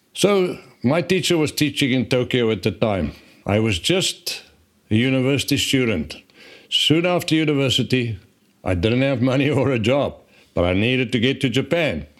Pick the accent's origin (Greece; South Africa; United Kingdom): South Africa; born and grew up in South Africa and, uh, went to school there